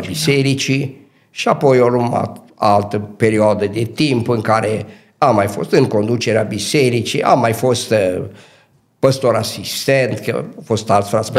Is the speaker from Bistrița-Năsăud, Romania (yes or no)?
yes; Dobric, Bistrița-Năsăud, Romania; also born or lived in Cluj; m-am născut în Dobric, județul Bistrița Năsăud, într-o familie modestă care a avut nouă copii